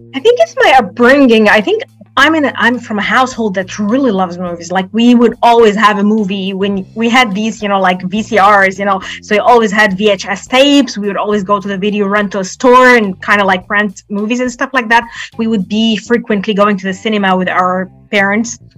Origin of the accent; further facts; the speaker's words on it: Alexandria, Alexandria Governorate, Egypt; I'm from Alexandria, Egypt, and I'm a poet